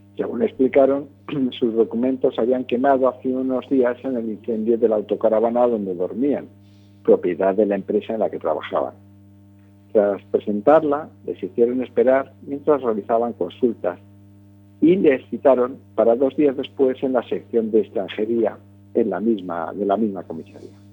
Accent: Galicia, Spain; yo diría como buen gallego

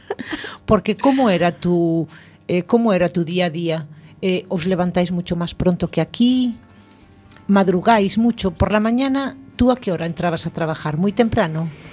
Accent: Spain; yo como buen español, me gusta alargar el día

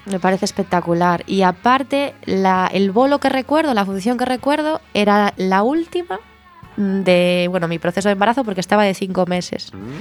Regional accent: Sada, Galicia, Spain; yo soy sadense, yo soy de Sada.

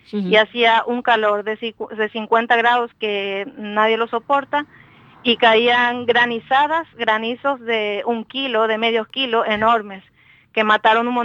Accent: Paraguay; yo, yo soy paraguaya

